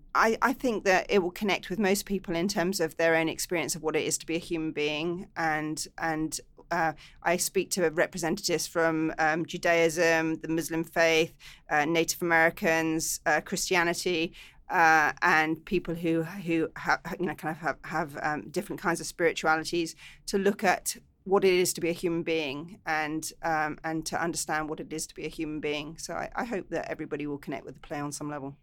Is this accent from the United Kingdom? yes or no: yes; England, United Kingdom; now in Los Angeles, United States; I'm English